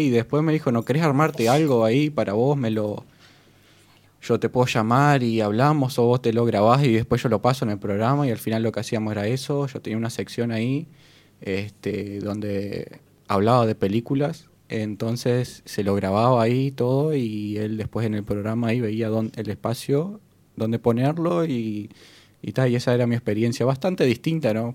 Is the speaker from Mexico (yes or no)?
no; Colonia Palma, Artigas, Uruguay; yo soy de Colonia Palmas, un pueblo de Artigas